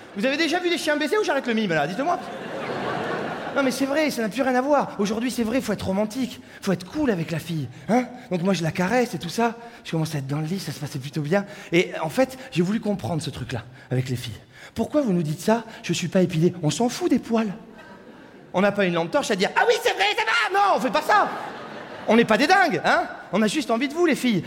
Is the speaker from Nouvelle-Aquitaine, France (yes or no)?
yes; Saint-Émilion, Nouvelle-Aquitaine, France; je viens de Saint-Émilion.